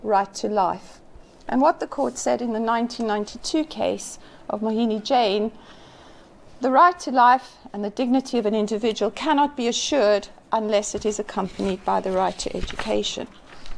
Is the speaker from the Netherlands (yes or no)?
no; South Africa; as a South African, having grown up under apartheid